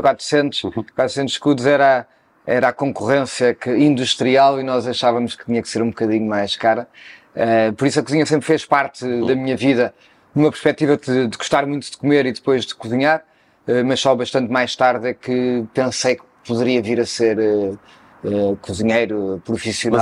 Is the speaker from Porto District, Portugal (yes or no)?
no; Cascais, Lisbon, Portugal; Eu nasci em Cascais, mais propriamente na areia, ali perto do Guincho, uhum. uh, sendo que a família da parte do meu pai era ali da Quinta da Bicuda, uh, e nasci ali numa pequena casa eh, na areia e fiquei até aos 5 anos, depois mudei-me para a Quinta uhum. da Bicuda, cresci